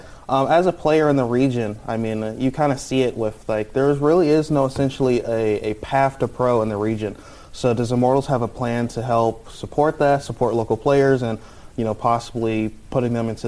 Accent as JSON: {"language": "English", "region": "Michigan", "country": "United States", "tie": "born or raised there", "said": "I grew up in Michigan. I mean, anything to represent the region, I'm all for."}